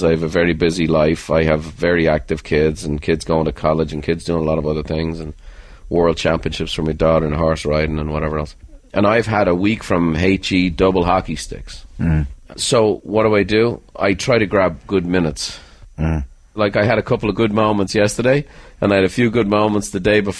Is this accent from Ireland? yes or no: yes; Ireland; I'm an Irishman